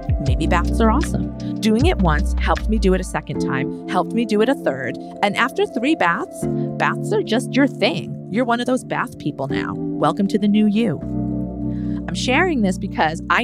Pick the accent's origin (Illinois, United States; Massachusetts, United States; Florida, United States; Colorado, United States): Massachusetts, United States; moved away; we're both from Massachusetts. Mm-hmm. We both escaped the Boston area